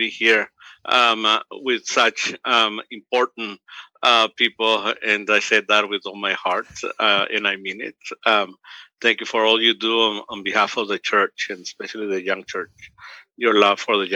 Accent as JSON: {"language": "English", "country": "Mexico", "tie": "born or raised there", "moved": "yes", "lives_now": "United States", "said": "I'm from Mexico. I was born in Mexico, and I'm 1.5, which is I came to the United States before I was 15."}